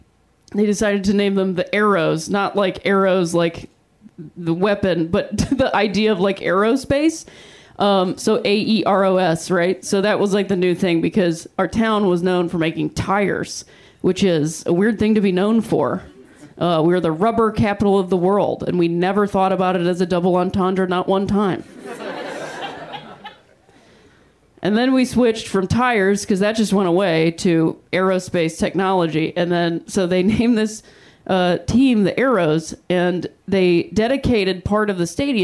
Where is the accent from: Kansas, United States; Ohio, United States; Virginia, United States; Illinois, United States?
Ohio, United States; Akron; I'm from Akron, Ohio. Yeah, that's the appropriate response. I appreciate that. I'm from Akron, Ohio.